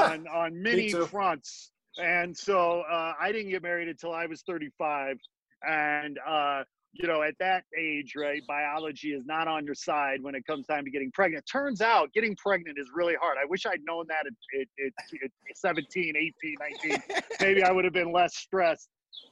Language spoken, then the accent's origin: English; Midwest, United States; also born or lived in Gary, Indiana; And grew up outside Chicago, about 40 miles on the shore of Lake Michigan.